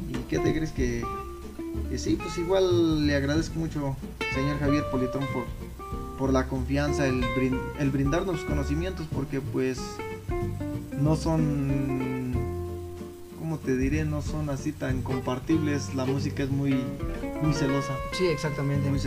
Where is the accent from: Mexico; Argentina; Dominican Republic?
Mexico; Chapultepec de Pozos, Guanajuato; yo, por ejemplo, pues vengo orgullosamente desde Chapultepec de Pozos.